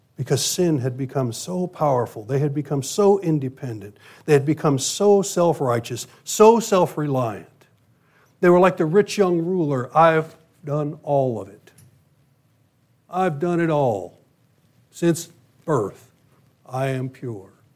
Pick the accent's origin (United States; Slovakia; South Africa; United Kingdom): United States; my U.S. citizenship.